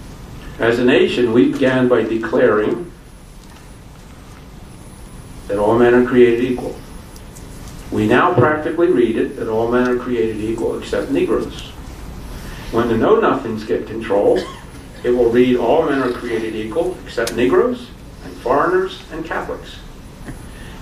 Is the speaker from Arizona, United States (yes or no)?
no; Philadelphia, Pennsylvania, United States; now in California, United States; I, from Philadelphia originally